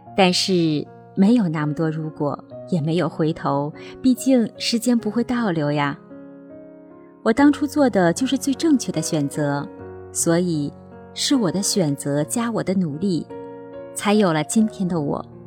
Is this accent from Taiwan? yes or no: no; Northeast China, China; 我出生在东北，爸爸妈妈是普普实实的农民。他们没有读过书